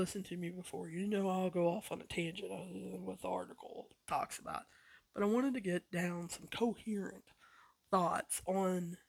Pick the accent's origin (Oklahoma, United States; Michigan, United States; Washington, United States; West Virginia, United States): West Virginia, United States; I grew up probably 30, 45 minutes away from Point Pleasant